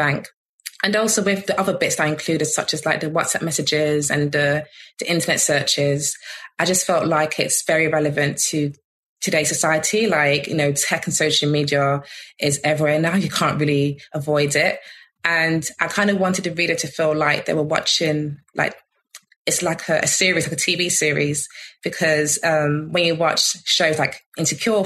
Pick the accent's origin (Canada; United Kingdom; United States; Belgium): United Kingdom; London; I grew up in Peckham for the first like 13 years of my life.